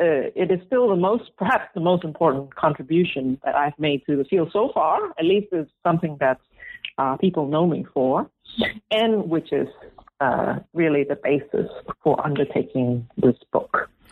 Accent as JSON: {"language": "English", "country": "Malaysia", "tie": "born or raised there", "also_born_or_lived": "Singapore", "said": "And we, growing up, I grew up in Malaysia and Singapore."}